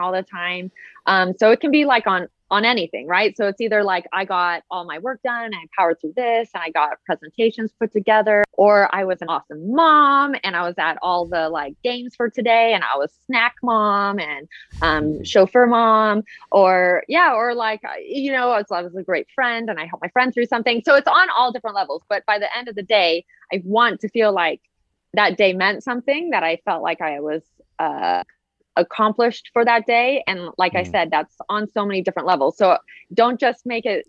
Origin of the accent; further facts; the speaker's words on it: Southern California, United States; I grew up in Southern California